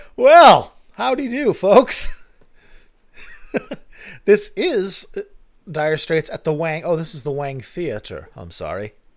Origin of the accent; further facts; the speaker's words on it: Boston, Massachusetts, United States; I grew up in the Boston area